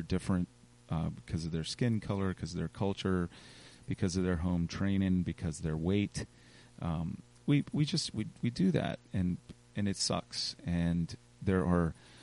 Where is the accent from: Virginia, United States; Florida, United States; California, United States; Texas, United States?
Virginia, United States; Richmond; I love this town. I'm from this town